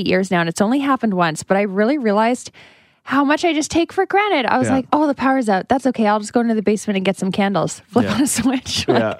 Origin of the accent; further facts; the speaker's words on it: New Brunswick, Canada; I grew up in New Brunswick. We had a big ice storm.